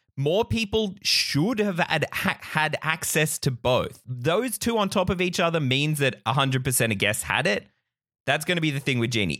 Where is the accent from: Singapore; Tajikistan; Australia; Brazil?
Australia; we're Australian enthusiasts